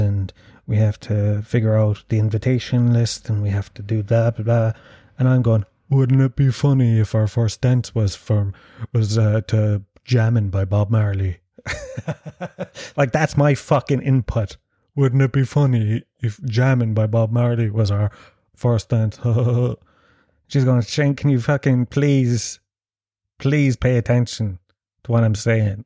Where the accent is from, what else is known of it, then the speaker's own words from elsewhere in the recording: Ireland; I was born and raised in Ireland